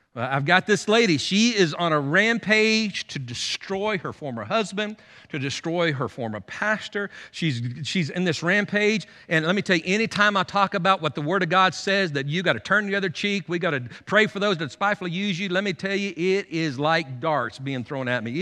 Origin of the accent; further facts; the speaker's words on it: United States; as American Christians